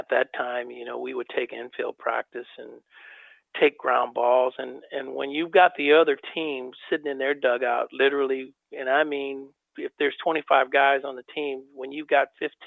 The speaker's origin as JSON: {"language": "English", "town": "Oakland", "region": "California", "country": "United States", "tie": "born or raised there", "said": "my hometown of Oakland"}